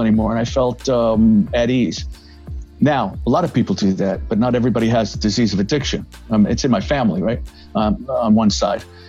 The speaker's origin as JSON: {"language": "English", "town": "New York City", "region": "New York", "country": "United States", "tie": "born or raised there", "said": "I grew up in the Bronx"}